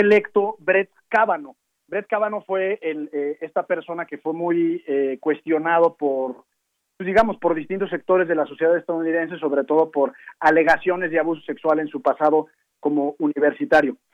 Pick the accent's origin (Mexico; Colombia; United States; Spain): Mexico; nosotros como mexicanos